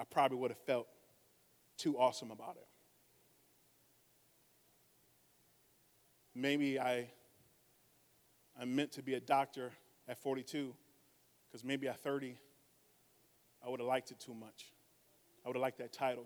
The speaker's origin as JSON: {"language": "English", "town": "Saginaw", "region": "Michigan", "country": "United States", "said": "from Saginaw, Michigan."}